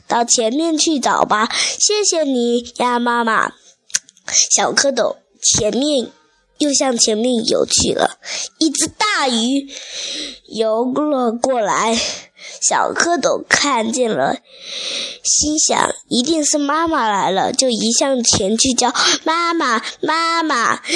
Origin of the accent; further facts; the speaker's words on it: Xiamen, Fujian, China; 我来自福建厦门的